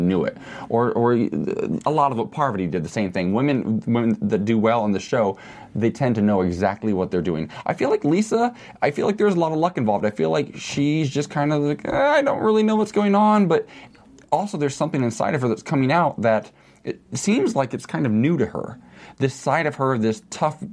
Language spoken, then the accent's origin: English; Midwest, United States; I grew up in a religious community in the Midwest